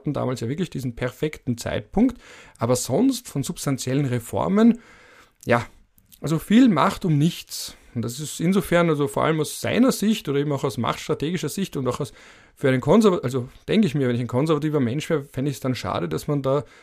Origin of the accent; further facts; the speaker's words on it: Vienna, Austria; weil ich bin ja genauso wie der Kanzler ein Wiener Mitte 30. Und als Wiener Mitte 30 wächst du auf mit einer überdominanten SPÖ in der Stadt Wien